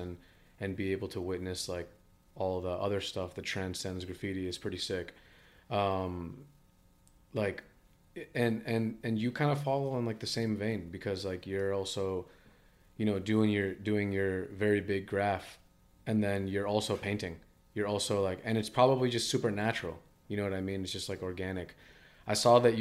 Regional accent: East Coast, United States; I'm like from the East Coast

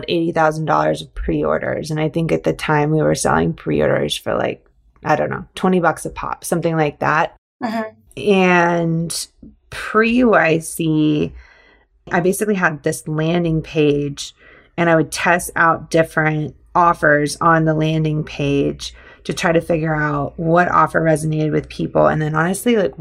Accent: Georgia, United States; I grew up in Georgia.

